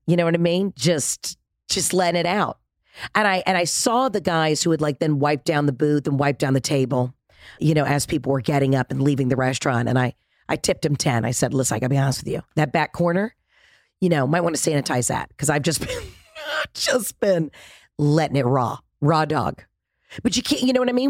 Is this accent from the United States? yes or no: yes; East Coast and the Southeast, United States; also born or lived in Mississippi; now in Los Angeles, United States